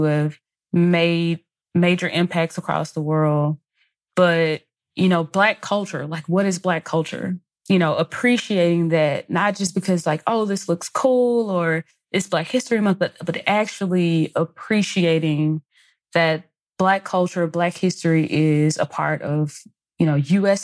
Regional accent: Mississippi, United States; growing up in Mississippi, we didn't learn a lot about Black history.

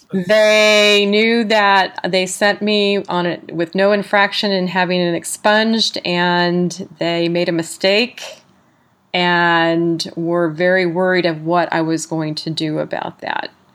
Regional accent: San Diego, California, United States; also born or lived in South Carolina; now in California, United States; I was from San Diego, California, I did my halfway house in South Carolina

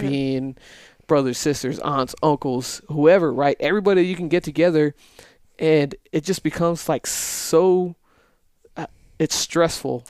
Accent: El Paso, Texas, United States; moved away as an adult; the first twenty years of my life was El Paso. Growing up there, going through school

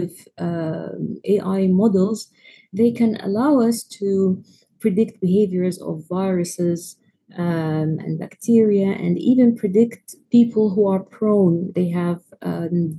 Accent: Egypt; I am from Egypt

